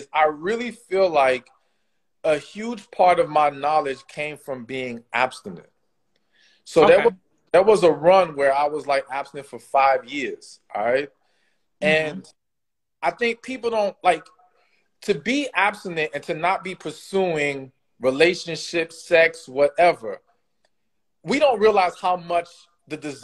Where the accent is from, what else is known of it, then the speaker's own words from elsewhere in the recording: Miami, Florida, United States; I grew up in Miami